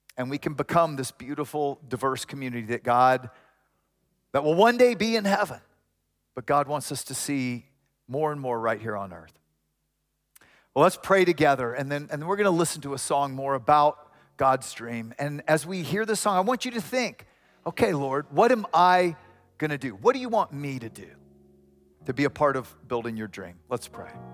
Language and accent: English; Houston, Texas, United States; now in Austin, United States; I grew up in Houston when Houston was not diverse